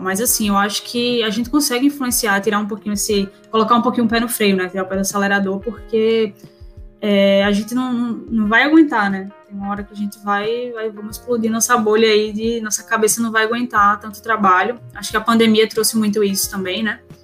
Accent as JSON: {"language": "Portuguese", "town": "Recife", "region": "Pernambuco", "country": "Brazil", "tie": "born or raised there", "said": "sou de Recife, Pernambuco, então é, nasci aqui, minha família toda é daqui"}